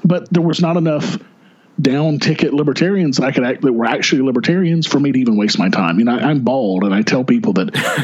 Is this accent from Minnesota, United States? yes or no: no; Arkansas, United States; moved away as an adult; now in New Hampshire, United States; My home state was Arkansas. That's where I was born and raised